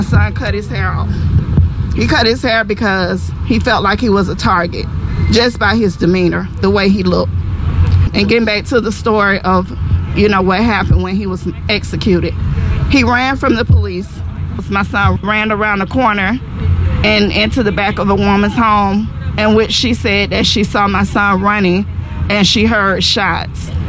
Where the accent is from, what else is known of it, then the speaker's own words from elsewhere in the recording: Atlanta, Georgia, United States; we're from Atlanta, Georgia